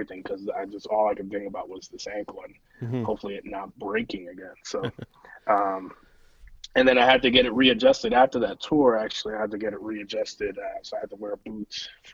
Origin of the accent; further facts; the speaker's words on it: United States; I'm an American